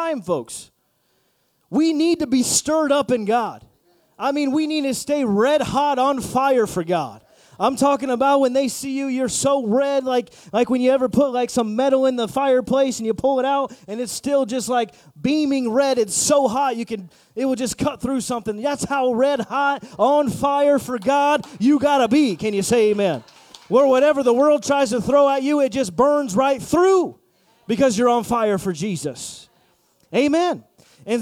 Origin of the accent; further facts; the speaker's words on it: Indiana, United States; I'm from Indiana, and we got a lot of area and space.